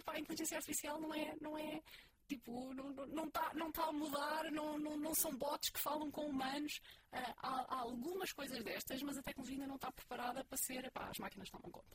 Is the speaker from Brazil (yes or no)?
no; Portugal; somos portugueses